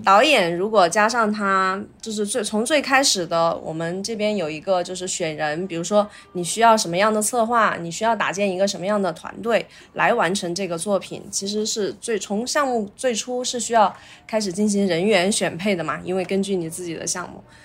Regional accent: Chongqing, China; 作为重庆人的话，我还是想， 想在重庆工作嘛

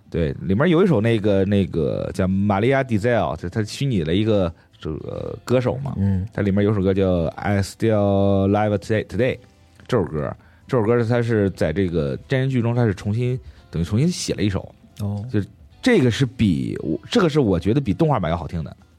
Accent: China; 我作为一个中国人

